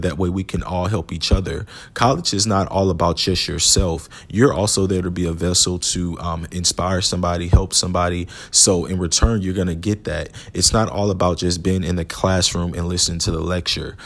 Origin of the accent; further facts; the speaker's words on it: Houston, Texas, United States; about an hour and a half away from Houston, uh, which was my hometown